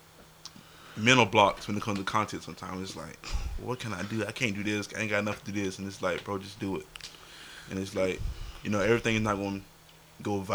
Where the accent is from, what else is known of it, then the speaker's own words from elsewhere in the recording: Smithfield, North Carolina, United States; also born or lived in Four Oaks, North Carolina; I grew up in Smithfield, and I also grew up in Four Oaks